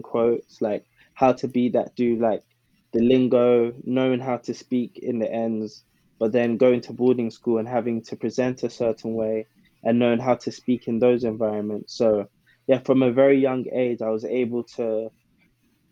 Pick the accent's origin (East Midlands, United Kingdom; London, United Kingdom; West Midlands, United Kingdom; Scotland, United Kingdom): London, United Kingdom; I grew up in South London, in an area called Camberwell, to be specific